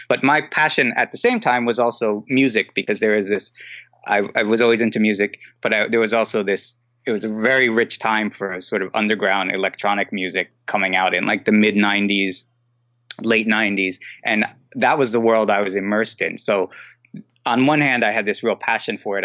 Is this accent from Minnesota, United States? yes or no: no; New Jersey, United States; moved away as an adult; also born or lived in New York; now in Brooklyn, New York, United States; I'm from New Jersey.